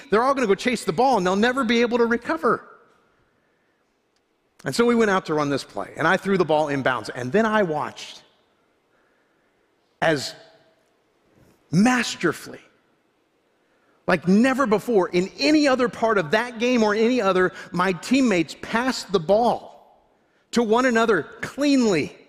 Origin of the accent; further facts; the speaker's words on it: Florida, United States; I grew up in Florida